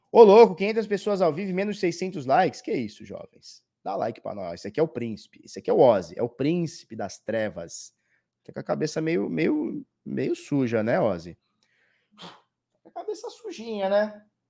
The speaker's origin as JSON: {"language": "Portuguese", "country": "Brazil", "said": "nós que somos do Brasil"}